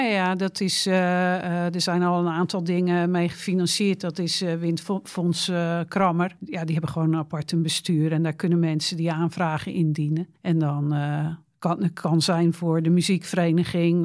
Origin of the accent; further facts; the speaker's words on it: Rotterdam, South Holland, Netherlands; moved away as an adult; also born or lived in Dreischor, Schouwen-Duiveland; now in Schouwen-Duiveland, Netherlands; Ik kreeg werk in Middelburg en ik kom uit Rotterdam